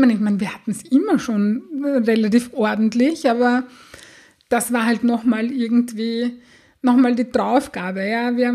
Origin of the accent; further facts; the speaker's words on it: Austria; habe ich einen Rappel bekommen, so sagt man das bei uns in Österreich